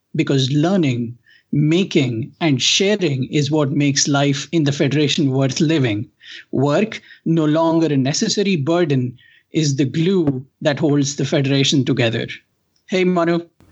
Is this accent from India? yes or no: yes; India; growing up in India